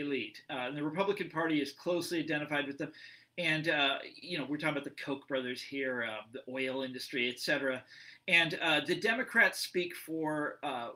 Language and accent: English; Kansas, United States; my home state in Kansas